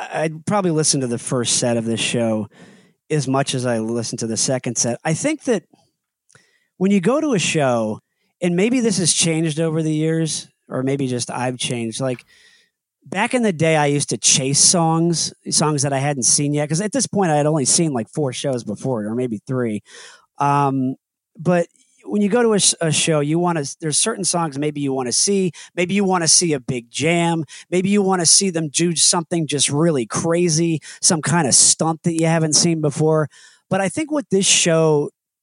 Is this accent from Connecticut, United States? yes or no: yes; Connecticut, United States; moved away as an adult; also born or lived in Indiana; I grew up in Connecticut, but I went to school in Indiana.